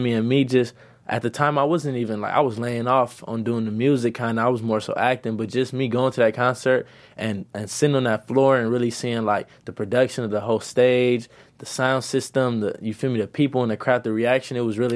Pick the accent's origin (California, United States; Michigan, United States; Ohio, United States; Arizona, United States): California, United States; Los Angeles; also born or lived in South Central, Los Angeles; I'm from Midtown, and I was raised back and forth from Midtown to South Central.